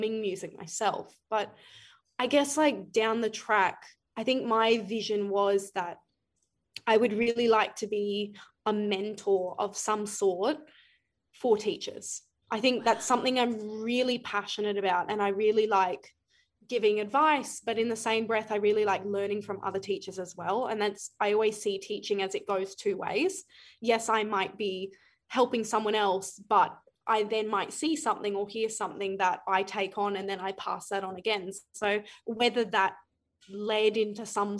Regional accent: Brisbane, Queensland, Australia; also born or lived in Ipswich, Queensland; I grew up in Brisbane. I went to primary school in Brisbane, but I have grown in Ipswich

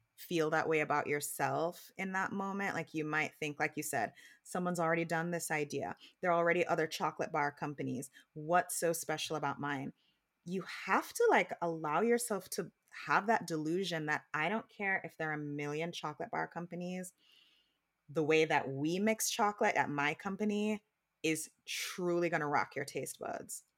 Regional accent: Jamaica; growing up in Jamaica

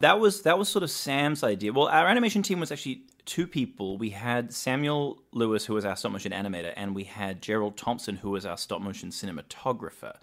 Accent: New Zealand; I grew up in New Zealand

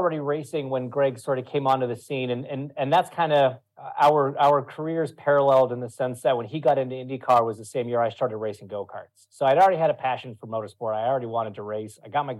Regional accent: Ontario, Canada; now in Indianapolis, United States; So I'm at my my home in Indianapolis. You know, I've been here a while now. So from, yeah, just outside the Toronto area, but I've been in Indy for 13 years now, I think.

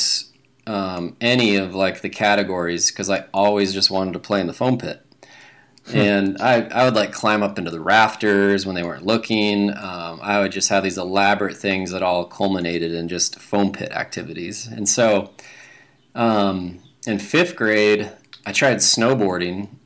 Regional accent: Salt Lake City, Utah, United States; born and raised in Salt Lake City. I grew up in the Avenues

